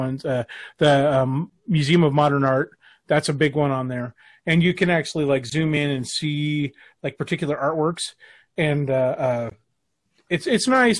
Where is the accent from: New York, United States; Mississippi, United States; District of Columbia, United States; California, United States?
California, United States; Los Angeles; born there; I was born in East L.A.